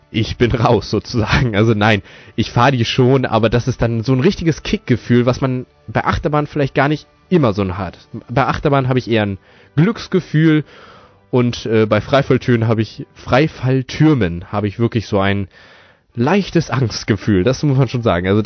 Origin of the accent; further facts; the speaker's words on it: Fürstenau, Lower Saxony, Germany; ich komme aus Fürstenau, das ist eine kleine Stadt in der Nähe von Osnabrück, also in Niedersachsen